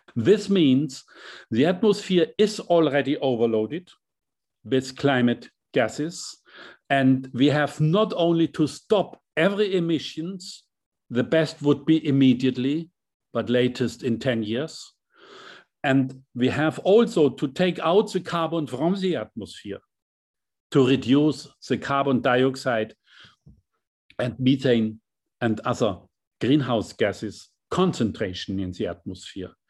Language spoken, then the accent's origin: English; Hammelburg, Bavaria, Germany; as a chancellor for my small hometown, seven thousand inhabitants in Hammelburg, a very small town